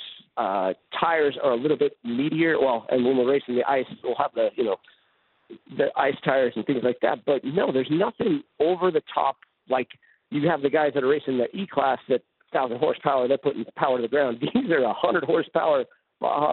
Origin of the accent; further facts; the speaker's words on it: Salt Lake City, Utah, United States; I'm from Salt Lake City, where driving in snow and ice is pretty common